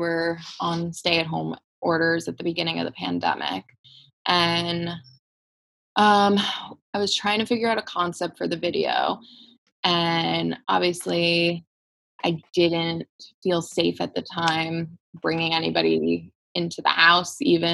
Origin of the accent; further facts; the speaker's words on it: South Florida, United States; moved away as an adult; now in Los Angeles, United States; I'm originally from South Florida